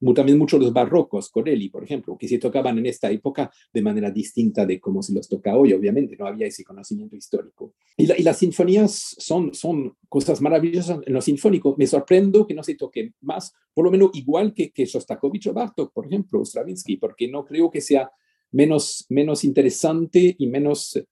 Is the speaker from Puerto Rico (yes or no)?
no; Switzerland; yo nací en Suiza